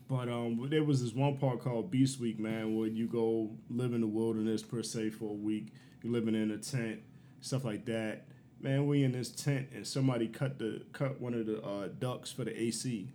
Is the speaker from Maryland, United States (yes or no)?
yes; Baltimore, Maryland, United States; I'm from Baltimore, Northeast Baltimore.